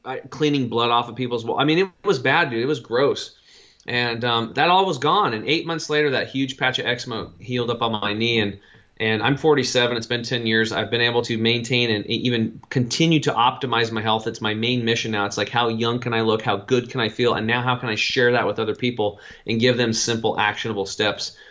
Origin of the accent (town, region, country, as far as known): Eastern Oregon, United States; born or raised there